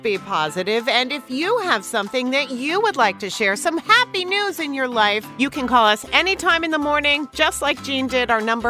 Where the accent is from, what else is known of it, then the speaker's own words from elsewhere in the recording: Westchester, New York, United States; the house that I grew up in Westchester